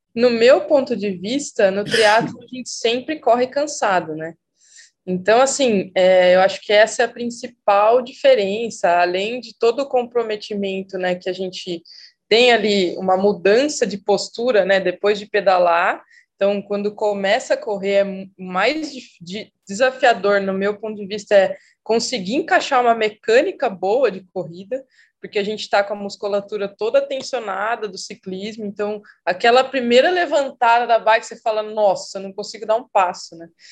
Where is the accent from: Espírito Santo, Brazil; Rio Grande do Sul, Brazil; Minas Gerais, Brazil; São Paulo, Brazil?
São Paulo, Brazil; Piracicaba; moved away as an adult; also born or lived in Rio Claro; now in Campinas, Brazil; eu sou de Piracicaba, sou piracicabana